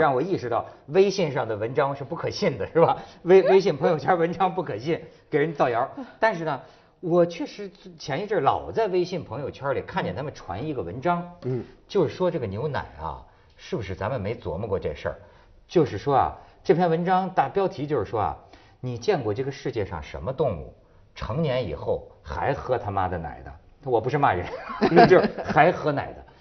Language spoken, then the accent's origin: Chinese; Hebei, China; 我们河北人